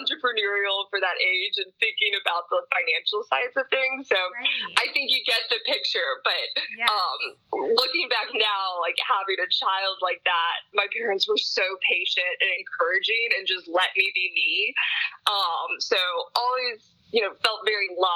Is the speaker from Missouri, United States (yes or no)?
yes; St. Louis, Missouri, United States; moved away; I grew up in St. Louis and lived there my entire childhood.